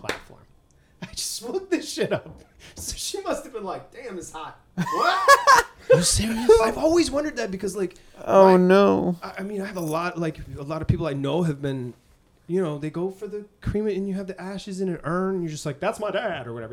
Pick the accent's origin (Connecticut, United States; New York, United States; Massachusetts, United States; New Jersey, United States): Massachusetts, United States; Boston; born or raised there; moved away